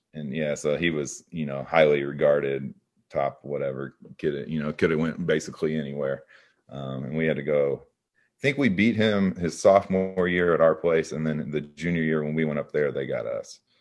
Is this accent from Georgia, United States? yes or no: no; Evansville, Indiana, United States; I grew up in Evansville